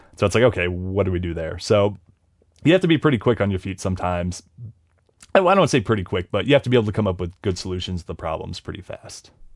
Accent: Ohio, United States; growing up in Ohio

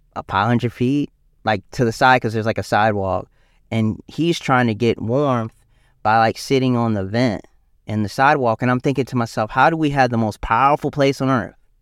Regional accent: South Carolina, United States; my home state of South Carolina

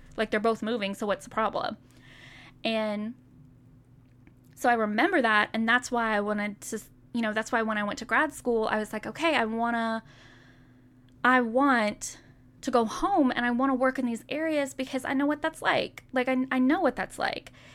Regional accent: Pleasantview, United States; I grew up in Pleasantview

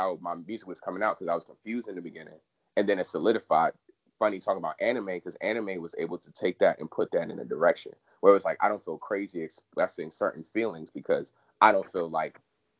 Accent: Washington, District of Columbia, United States; also born or lived in Lanham, Maryland; growing up in Southeast and even in Lanham

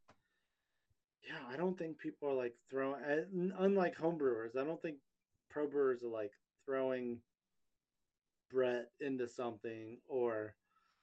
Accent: Texas, United States; also born or lived in Gulf Coast of Alabama; now in Minnesota, United States; I'm from Texas. I mean, I've been here a long time in Minnesota, but my heart is still in Texas

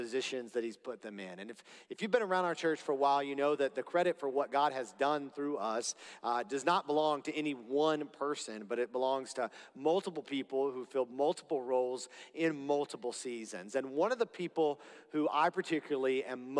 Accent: Florida, United States; I'm from Florida

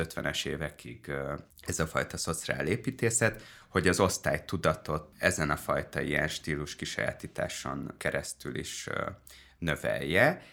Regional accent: Dunaújváros, Fejér, Hungary; a Liszt Ferenc kertben nőttem föl nagyobb rész Dunajvárosban

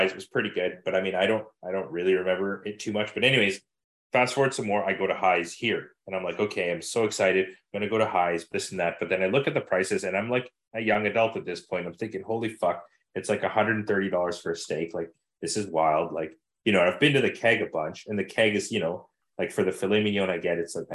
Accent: Manitoba, Canada; you know I'm from Manitoba

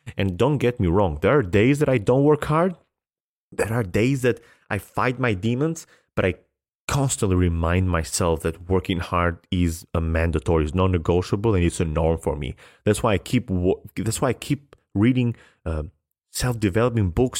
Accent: Albania; I come from Albania in a place where tennis has never been big

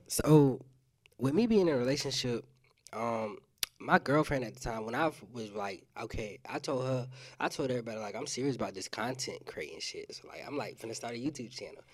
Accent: South Carolina, United States; now in Pensacola, United States; I'm not originally from Pensacola either. I'm from South Carolina

